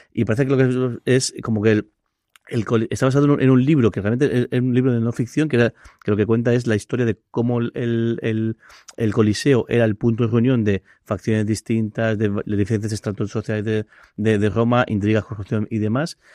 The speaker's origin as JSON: {"language": "Spanish", "town": "Alicante", "region": "Valencian Community", "country": "Spain", "said": "somos alicantinos"}